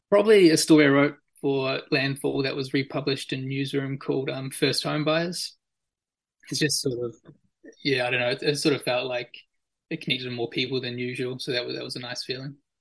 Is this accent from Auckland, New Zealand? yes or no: yes; Auckland, New Zealand; I was born and raised in Auckland, uh, I went to school and university there.